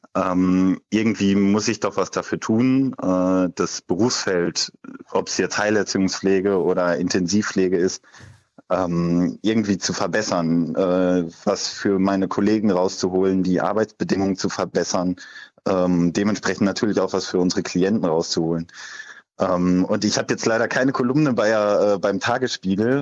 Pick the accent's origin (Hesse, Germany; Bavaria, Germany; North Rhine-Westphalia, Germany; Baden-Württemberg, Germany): North Rhine-Westphalia, Germany; Leverkusen; ich komme aus Leverkusen